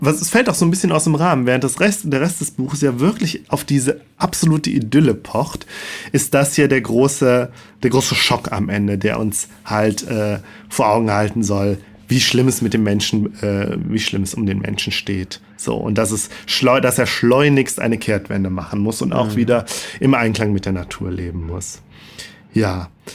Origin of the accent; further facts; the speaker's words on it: Rhineland, Germany; als Rheinländer wirklich schwer fällt, SCH und CH auseinanderzuhalten